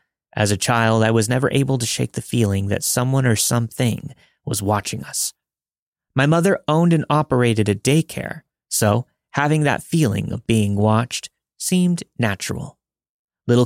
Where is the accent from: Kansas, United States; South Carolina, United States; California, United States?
Kansas, United States; I'm from Kansas, so there's a lot of skepticism from my friends about this story. My family and I lived decently close to Atchison.